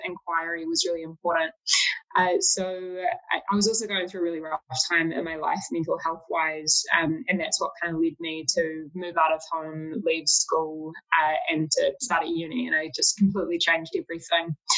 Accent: Auckland, New Zealand; I was from Auckland

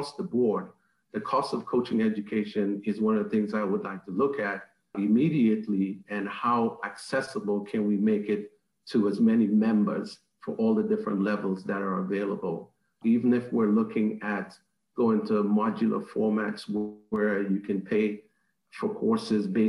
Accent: Trinidad & Tobago; now in United States; in the Caribbean, my home country, Trinidad and Tobago

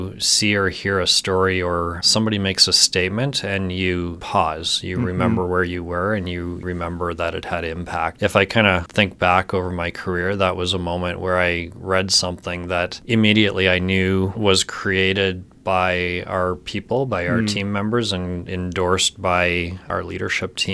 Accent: St. Albert, Alberta, Canada; also born or lived in Southern Ontario; I spent most of my time growing up in St. Albert, so just outside of Edmonton

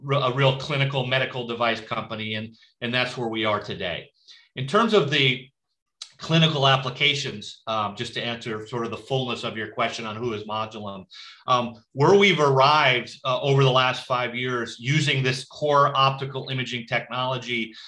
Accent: Buffalo, New York, United States; moved away as an adult; also born or lived in Massachusetts / Chicago / Santa Fe / San Diego; now in Santa Barbara, United States; I grew up in Buffalo, New York

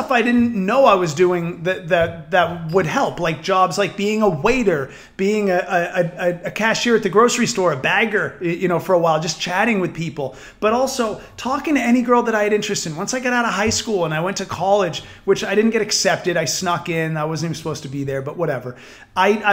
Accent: New Hampshire, United States; I grew up in New Hampshire

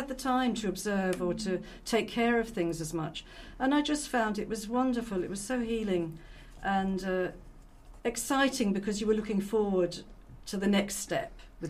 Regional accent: London, United Kingdom; moved away as an adult; now in Roscommon, Ireland; Yeah, I was born in London. And educated there, and I've been living in Ireland about 30 years now.

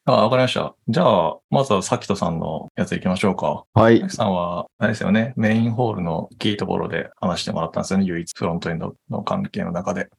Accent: Toyama, Japan; 富山県出身、富山県育ち

